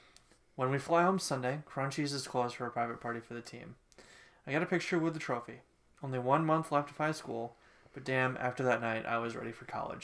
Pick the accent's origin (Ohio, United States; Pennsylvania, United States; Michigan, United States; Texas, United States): Michigan, United States; Ann Arbor; I grew up near Ann Arbor, and my dad worked his entire career at the U, which meant that I knew what I was getting into come rivalry week.